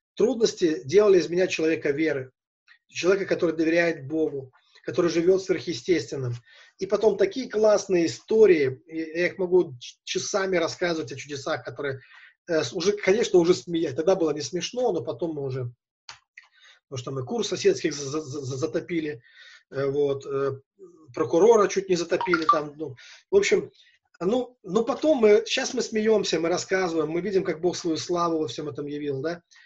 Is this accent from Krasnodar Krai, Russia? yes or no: no; Velikiye Luki, Pskov Oblast, Russia; я из Великих Лук